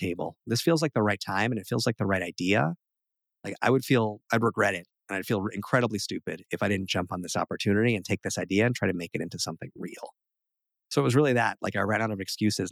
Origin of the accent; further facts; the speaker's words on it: New York, United States; We're both from New York